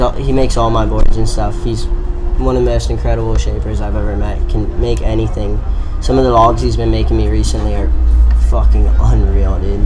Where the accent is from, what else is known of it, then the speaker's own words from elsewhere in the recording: Flagler Beach, Florida, United States; I'm from Flagler Beach, Florida. It's like North Florida